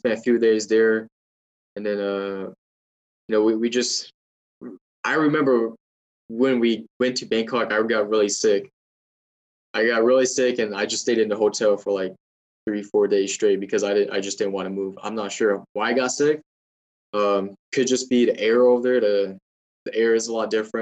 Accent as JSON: {"language": "English", "country": "United States", "said": "I was from the United States."}